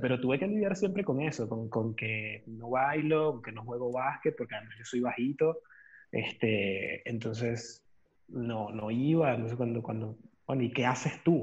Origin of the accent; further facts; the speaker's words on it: Caracas, Capital District, Venezuela; now in Buenos Aires, Argentina; yo soy de Caracas. Eh, Parroquia San Juan